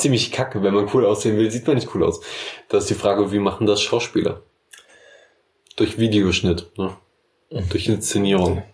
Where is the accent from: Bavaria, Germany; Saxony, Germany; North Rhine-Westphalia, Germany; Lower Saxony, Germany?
Bavaria, Germany; Memmingen; Die Stadt, wo ich herkomme